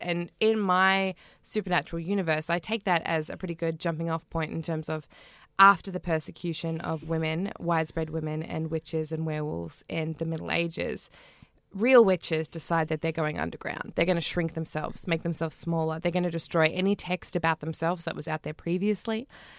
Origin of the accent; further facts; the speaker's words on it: North Island, New Zealand; And, of course, New Zealand and the North Island, which is my home country.